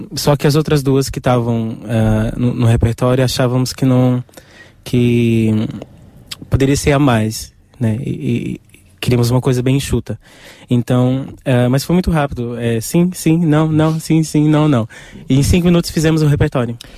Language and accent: Portuguese; Brazil; eu sou brasileiro